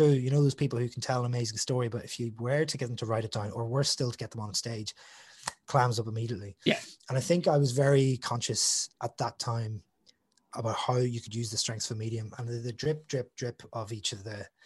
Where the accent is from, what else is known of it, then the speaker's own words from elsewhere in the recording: Northern Ireland, United Kingdom; being a Northern Irish person and growing up on the border.